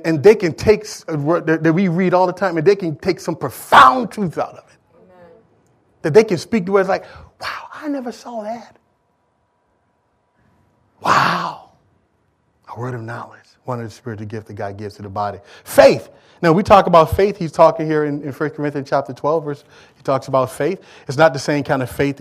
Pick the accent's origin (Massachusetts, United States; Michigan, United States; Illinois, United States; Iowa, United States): Michigan, United States; I'm from Michigan